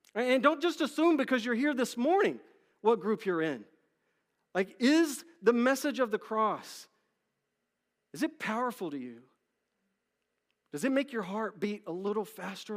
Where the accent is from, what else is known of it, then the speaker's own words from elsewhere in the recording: Dallas, Texas, United States; I grew up in Dallas, Texas